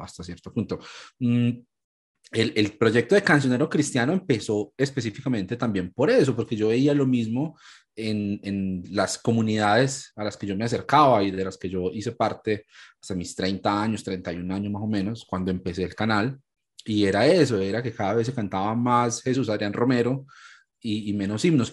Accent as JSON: {"language": "Spanish", "town": "Ibagué", "region": "Tolima", "country": "Colombia", "moved": "as an adult", "lives_now": "Medellín, Colombia", "said": "soy colombiano, soy de una ciudad más al centro del país que se llama Ibagué y pues vivo aquí en Medellín hace ya 13, casi 14 años"}